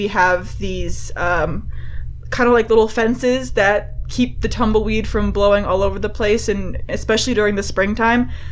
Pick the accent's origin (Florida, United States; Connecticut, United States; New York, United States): Connecticut, United States; Enfield; moved away as an adult; now in Utah, United States; So I'm from a town called Enfield, Connecticut. So I'm an East Coast girl, born and raised there.